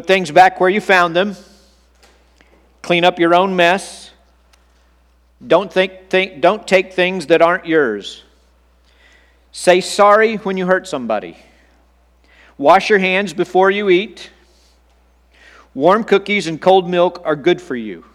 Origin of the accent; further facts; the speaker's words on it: Texas, United States; as a seventh grade boy growing up in Texas